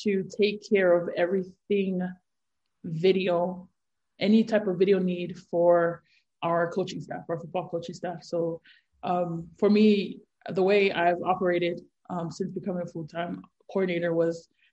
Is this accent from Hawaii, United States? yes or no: yes; Honolulu, Hawaii, United States; born and raised in Hawaii, Honolulu, Hawaii